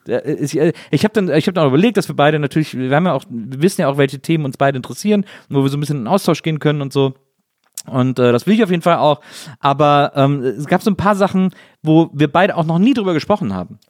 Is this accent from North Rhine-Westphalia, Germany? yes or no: yes; near Brühl, North Rhine-Westphalia, Germany; born or raised there